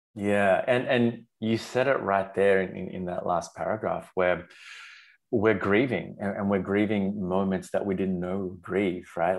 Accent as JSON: {"language": "English", "country": "Sri Lanka", "tie": "born or raised there", "said": "I was raised in Sri Lanka"}